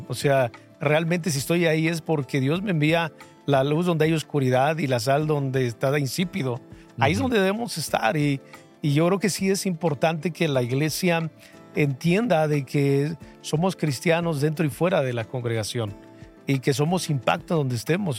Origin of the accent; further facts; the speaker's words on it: Toluca, State of Mexico, Mexico; soy de Toluca.